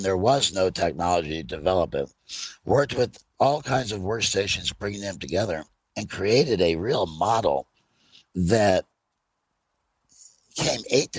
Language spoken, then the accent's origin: English; Indiana, United States; I'm from Indiana, where we still wear cutoff jeans, you know.